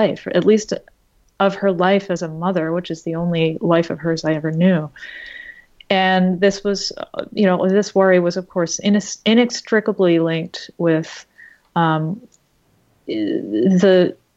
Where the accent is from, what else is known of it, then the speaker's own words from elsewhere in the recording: Boston, Massachusetts, United States; growing up in Boston, which is a very white place